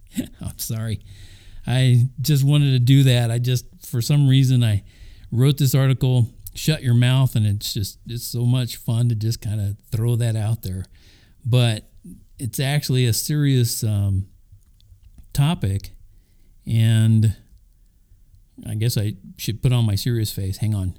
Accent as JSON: {"language": "English", "region": "Oklahoma", "country": "United States", "tie": "born or raised there", "also_born_or_lived": "Kansas / Texas", "said": "When I was a little boy growing up in Oklahoma, Kansas, and Texas, I remember hearing and seeing Christian influence even in, get this, public schools."}